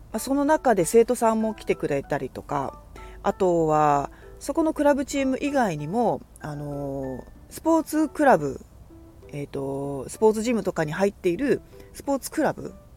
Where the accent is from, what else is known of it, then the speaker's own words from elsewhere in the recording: Kagoshima, Japan; moved away as an adult; now in Fukuoka, Japan; 鹿児島で生まれ育ち